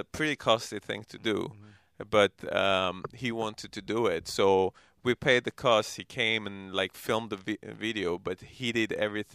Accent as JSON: {"language": "English", "region": "London", "country": "United Kingdom", "tie": "born or raised there", "also_born_or_lived": "Armenia", "moved": "yes", "said": "I grew up in London"}